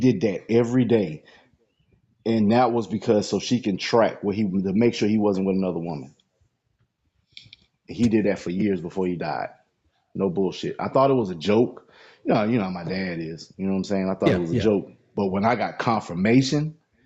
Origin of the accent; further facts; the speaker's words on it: Lancaster, South Carolina, United States; We're from Lancaster, South Carolina.